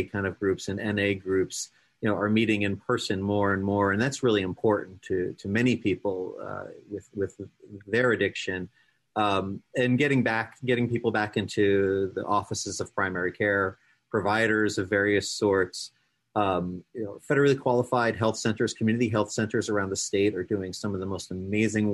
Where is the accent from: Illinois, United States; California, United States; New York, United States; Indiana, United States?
New York, United States; now in Ohio, United States; I'm a New Yorker originally